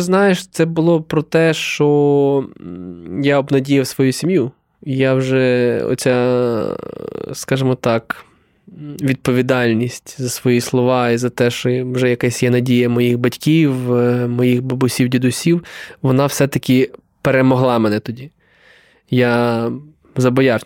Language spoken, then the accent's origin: Ukrainian; Galicia, Ukraine; ми і галичани